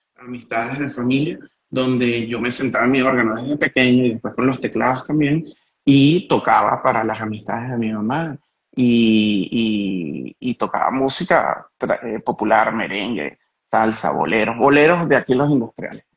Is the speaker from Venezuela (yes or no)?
yes; Caracas, Capital District, Venezuela; moved away as an adult; now in Italy; fui a mis raíces como caraqueño, nacido en la, en la Parroquia Katia y crecido toda mi historia de vida hasta los 38 años en el Marqués